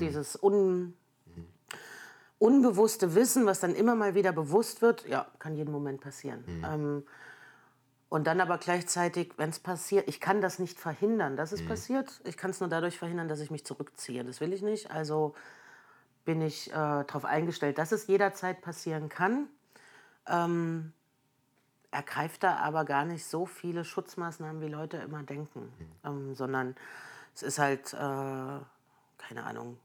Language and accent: German; Germany; also born or lived in Erfurt, Thuringia / Merseburg, Saxony-Anhalt / Jena; aufgewachsen in Erfurt und Merseburg bis mhm. zur Wiedervereinigung